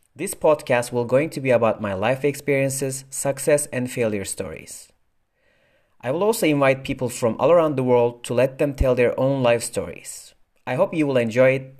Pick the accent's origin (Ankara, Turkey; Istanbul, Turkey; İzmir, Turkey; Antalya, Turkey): Istanbul, Turkey; moved away as an adult; now in Germany; I born and raised in Istanbul, Turkey, and after that I moved to Germany years ago